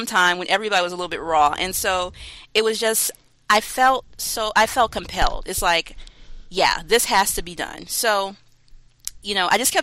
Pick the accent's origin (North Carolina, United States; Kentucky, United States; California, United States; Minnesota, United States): North Carolina, United States; I'm from North Carolina.